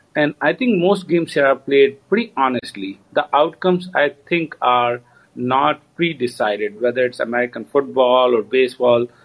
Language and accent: English; India; now in United States; being Indian